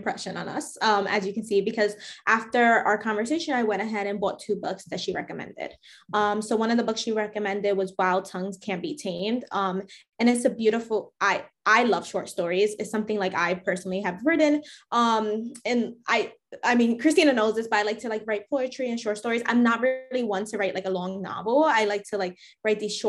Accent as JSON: {"language": "English", "town": "New York City", "region": "New York", "country": "United States", "said": "I'm from the Bronx"}